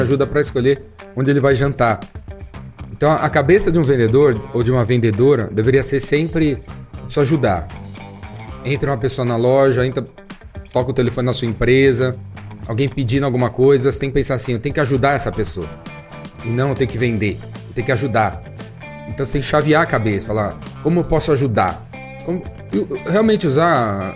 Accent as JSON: {"language": "Portuguese", "region": "São Paulo", "country": "Brazil", "tie": "born or raised there", "said": "Eu, eu cresci na Climação, que é um bairro central aqui em São Paulo"}